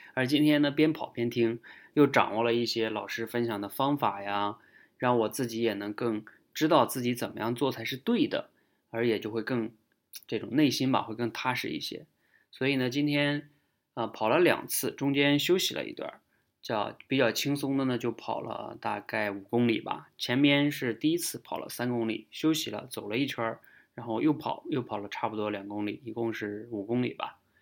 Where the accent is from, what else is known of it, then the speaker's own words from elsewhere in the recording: China; 也就是我们中国人